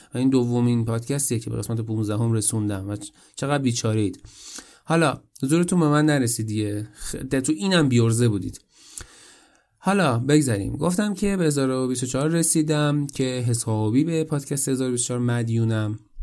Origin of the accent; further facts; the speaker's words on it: Iran; moved away as an adult; من از ایران مهاجرت کردم